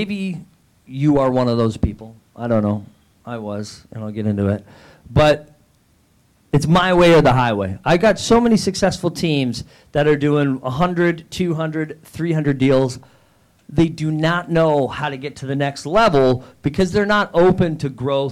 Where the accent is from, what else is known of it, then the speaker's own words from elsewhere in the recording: Niagara, Ontario, Canada; I'm from Canada